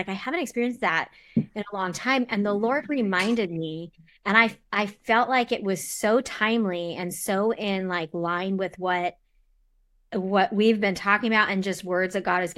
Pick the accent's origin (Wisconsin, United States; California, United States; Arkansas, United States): California, United States; Southern; moved away as an adult; also born or lived in Seattle; I grew up in Southern California